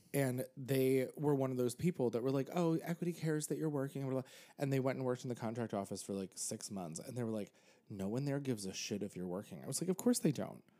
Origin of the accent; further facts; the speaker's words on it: Pennsylvania, United States; now in New York, United States; I grew up in Pennsylvania